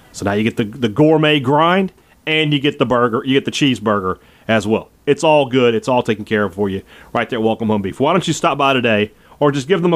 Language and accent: English; Vicksburg, Mississippi, United States; my hometown of Vicksburg, Mississippi